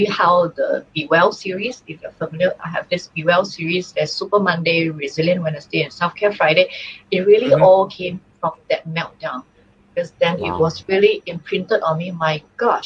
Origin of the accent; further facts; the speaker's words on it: Singapore; I'm from Singapore.